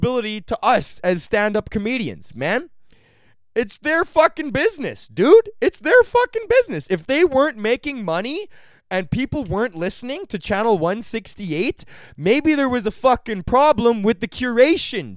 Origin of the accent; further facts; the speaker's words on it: Canada; Canada is in such a unique position as a country because no other country in the world is inundated with another country's culture as much as we are